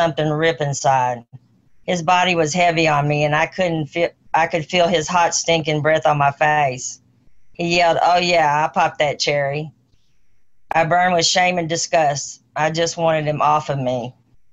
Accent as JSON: {"language": "English", "town": "Charleston", "region": "Missouri", "country": "United States", "tie": "born or raised there", "said": "I grew up in Charleston, Missouri, a rural farming town in southeast Missouri"}